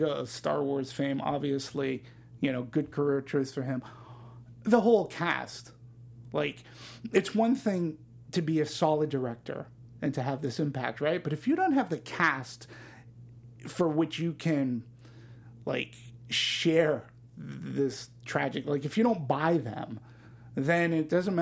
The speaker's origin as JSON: {"language": "English", "town": "Boston", "region": "Massachusetts", "country": "United States", "tie": "born or raised there", "said": "My hometown."}